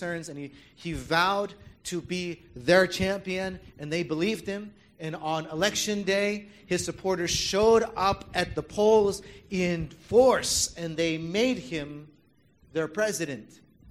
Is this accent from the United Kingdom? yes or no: no; Canada; also born or lived in Taiwan; now in United States; I grew up in Canada